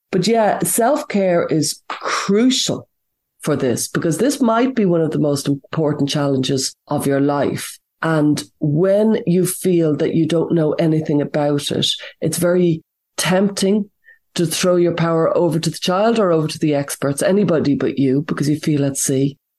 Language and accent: English; Ireland; I'm from Ireland